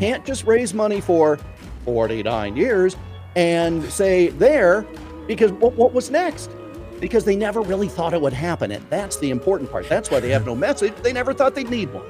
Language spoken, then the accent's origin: English; Iowa, United States; my home state of Iowa